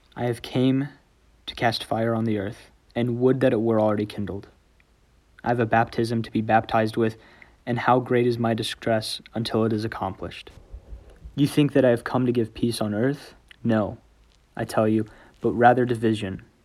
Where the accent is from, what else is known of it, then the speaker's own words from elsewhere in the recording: New Braunfels, Texas, United States; I'm a senior from New Braunfels, Texas.